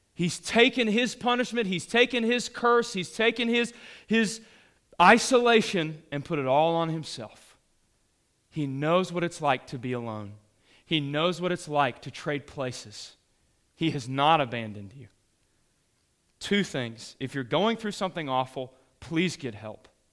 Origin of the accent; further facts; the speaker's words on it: the South, United States; we're from the South